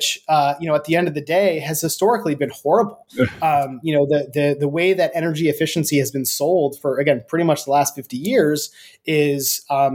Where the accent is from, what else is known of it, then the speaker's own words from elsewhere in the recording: United States; we're American.